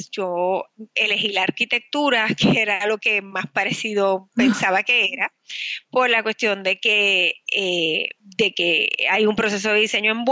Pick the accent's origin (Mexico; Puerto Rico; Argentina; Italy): Puerto Rico; also born or lived in Manhattan, New York; luego regresé a Puerto Rico, que es de donde yo soy eh, ah, natural.